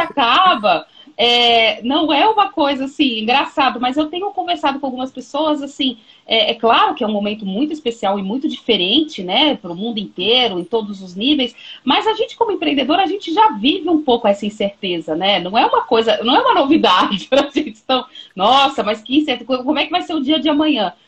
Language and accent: Portuguese; Brazil; a gente, como brasileiro